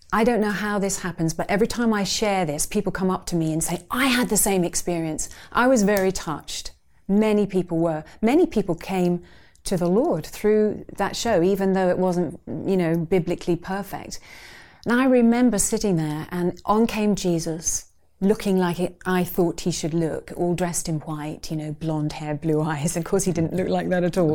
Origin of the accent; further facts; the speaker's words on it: Surbiton, London, United Kingdom; I grew up in Surbiton in Surrey.